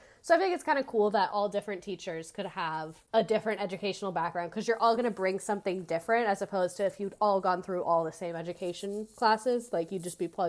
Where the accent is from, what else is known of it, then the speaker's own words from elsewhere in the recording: Pennsylvania, United States; born there; I was born in Pennsylvania, but chose to complete my bachelor's degree in England.